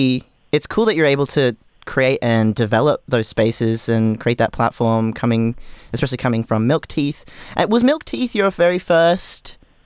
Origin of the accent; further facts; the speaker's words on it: Queensland, Australia; we're so Queenslander.